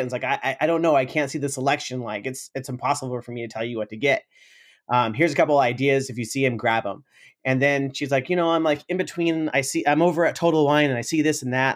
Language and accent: English; Sacramento, California, United States; also born or lived in San Francisco; I came back to Sacramento, uh, my hometown